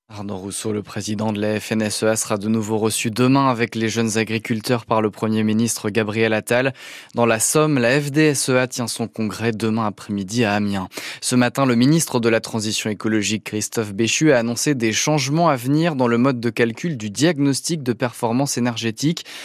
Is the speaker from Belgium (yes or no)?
yes; Belgium; je viens de Belgique